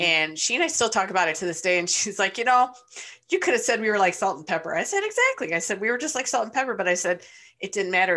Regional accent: Ypsilanti, Michigan, United States; I grew up in Ypsilanti, Michigan

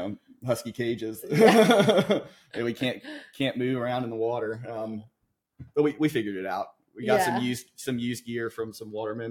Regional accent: Northern Neck, Virginia, United States; I grew up here in the Northern Neck. I went to Lancaster High School. I've spent, you know, my childhood running around in the river.

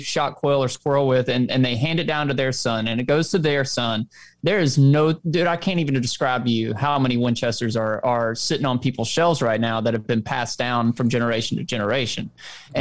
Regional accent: the South, United States; I'm from the South

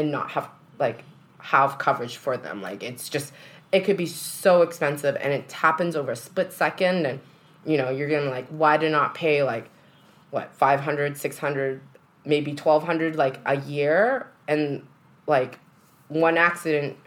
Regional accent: Canada; moved away; I'm still Canadian.

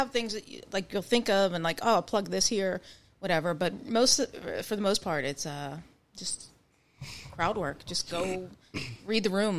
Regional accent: Pittsburgh, Pennsylvania, United States; I grew up in East Liberty

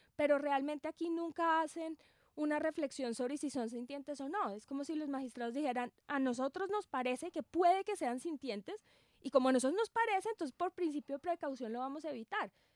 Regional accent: Colombia; nosotros como colombianos

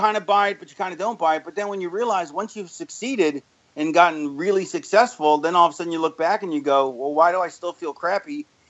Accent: Florida, United States; also born or lived in Philadelphia; I grew up in Florida. I was born in Philly and lived there till I was 9.

